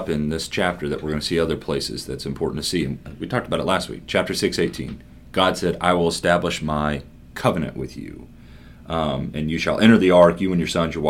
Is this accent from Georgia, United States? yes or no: no; Kentucky, United States; now in Harrisburg, United States; I'm actually from Kentucky, now living in Harrisburg, Pennsylvania